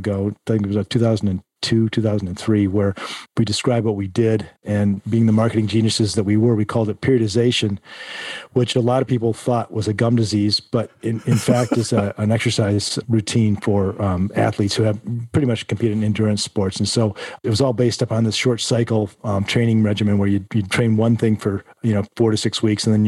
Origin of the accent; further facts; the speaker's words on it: Northern Michigan, United States; I grew up in Northern Michigan